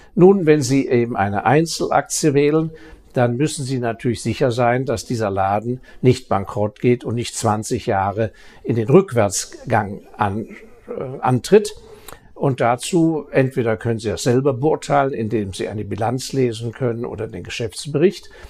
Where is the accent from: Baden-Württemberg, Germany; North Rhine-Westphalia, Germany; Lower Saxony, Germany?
Baden-Württemberg, Germany; Ich als äh, Badener